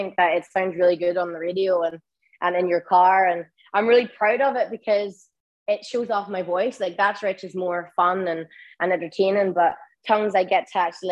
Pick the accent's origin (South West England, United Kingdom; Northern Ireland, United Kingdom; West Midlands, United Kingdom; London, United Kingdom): Northern Ireland, United Kingdom; Derry; I am from Derry.